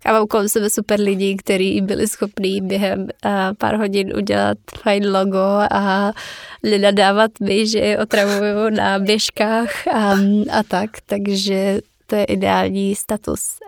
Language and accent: Czech; Czechia; jako Češi